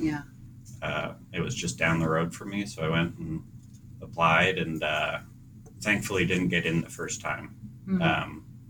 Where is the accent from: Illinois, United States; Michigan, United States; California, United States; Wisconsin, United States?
Michigan, United States; also born or lived in New Jersey / Idaho; now in New Hampshire, United States; No, I was born in New Jersey. And then my father worked for the auto industry. So we moved out to Michigan. And then I went to school in northern Idaho. And then found college in New Hampshire and have kind of stuck around since.